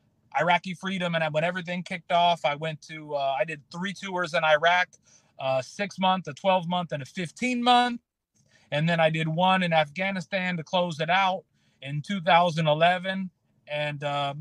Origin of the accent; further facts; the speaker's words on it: Decatur, Illinois, United States; I was born and raised in Decatur, Illinois, which is known for two things, soybean capital of the world, and it's the original home of the Chicago Bears.